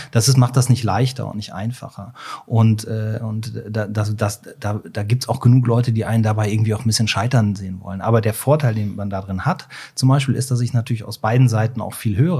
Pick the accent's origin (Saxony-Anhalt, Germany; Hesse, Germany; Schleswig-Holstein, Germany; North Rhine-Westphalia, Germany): North Rhine-Westphalia, Germany; Cologne; ich komme ja aus Köln